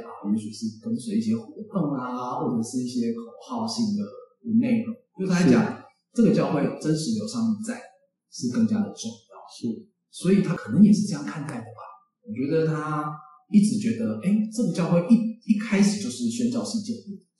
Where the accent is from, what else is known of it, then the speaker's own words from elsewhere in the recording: Taipei, Taiwan; 哎，其实我没有很喜欢都市，因为我本身是台北人。